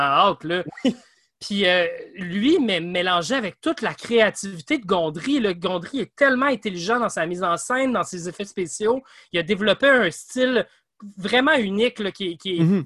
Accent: Sherbrooke, Quebec, Canada; Je viens de Sherbrooke

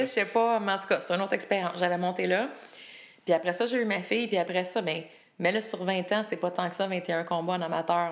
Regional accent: Quebec, Canada; moved away as an adult; ça fait un petit bout de temps que j'étais partie du Québec

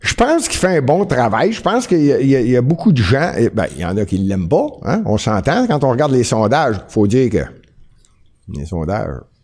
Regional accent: Montreal, Quebec, Canada; je suis montréalais

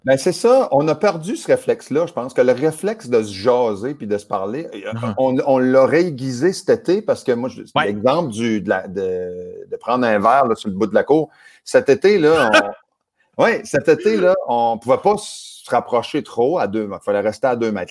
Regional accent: New Brunswick, Canada; moved away; chez nous, au Nouveau-Brunswick

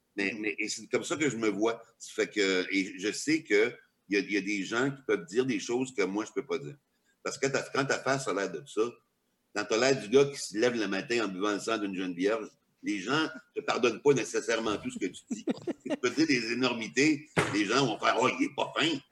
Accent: Quebec, Canada

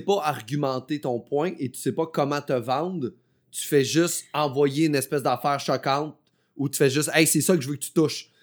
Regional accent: Beauce, Quebec, Canada; also born or lived in Chicoutimi; je viens pas d'Abitibi. Moi, je viens de la Beauce

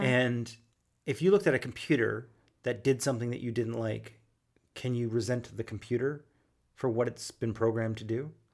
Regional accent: Halifax, Nova Scotia, Canada; moved away; also born or lived in Toronto; I was from Halifax

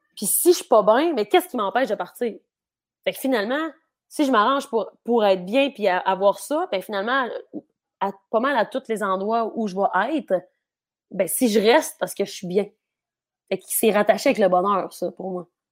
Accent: Dolbeau-Mistassini, Quebec, Canada; j'ai grandi à Mistassini. Je n'ai jamais habité à Dolbo.

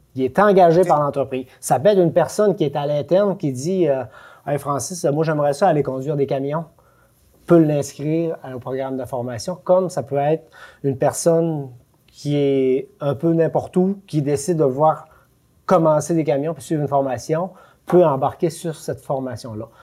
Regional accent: Quebec, Canada; je viens du Lac-Saint-Jean

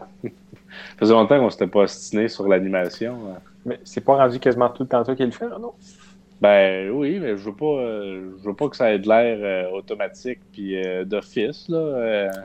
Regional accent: Saint-Hyacinthe, Quebec, Canada; nous sommes tous natifs de Saint-Hyacinthe

